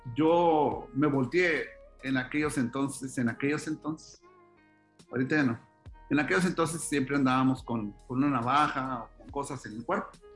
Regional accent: Mexico; soy mexicano, gano en pesos

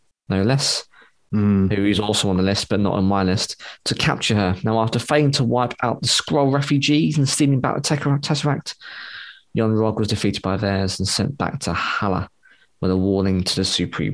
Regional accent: United Kingdom; I'm just British

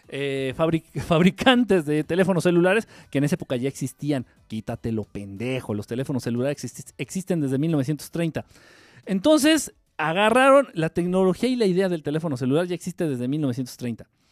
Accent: Mexico; Yo como buen ignorante y como buen mexicano

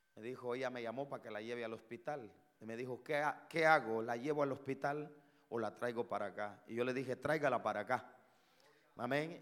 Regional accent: Guatemala; yo soy de Guatemala.

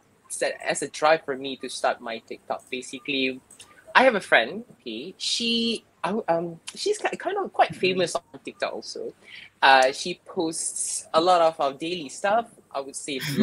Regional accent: Kuala Lumpur, Malaysia; I am from Lembah Keramat, Kuala Lumpur. A KL boy, definitely. Was born and bred in Malaysia

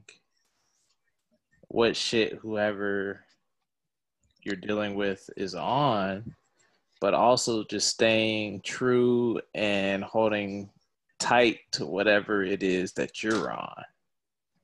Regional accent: the South, United States; I'm from the South

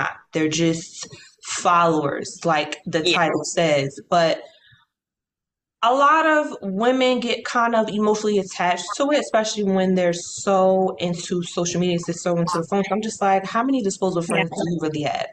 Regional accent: United States; I'm American

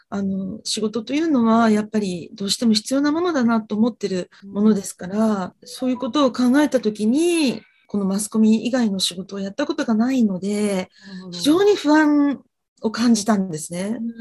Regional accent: Fukuoka, Japan; now in Tokyo, Japan; 私はあの、福岡の出身なんで

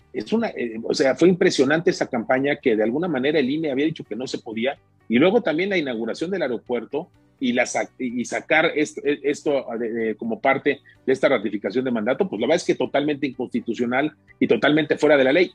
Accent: Mexico; como mexicanos

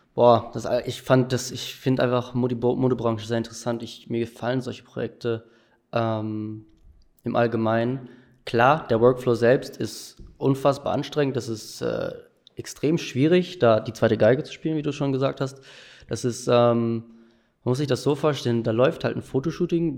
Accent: Delbrück, North Rhine-Westphalia, Germany; in Delbrück, wo ich herkomme

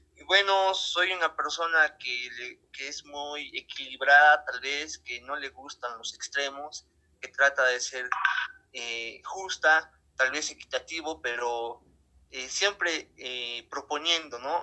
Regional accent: Bolivia; como bolivianos

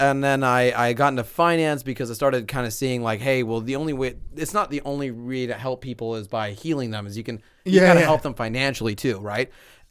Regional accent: England, United Kingdom; moved away; I wasn't even conceived in India. I mean, you know, what I mean, I was born in England.

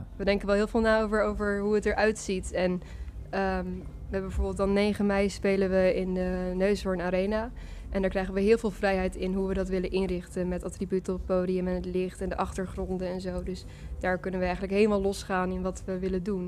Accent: Groningen, Netherlands; now in Leeuwarden, Netherlands; We komen uit Groningen, maar we wonen allebei nu eh, nou ja, een tijdje in Leeuwarden

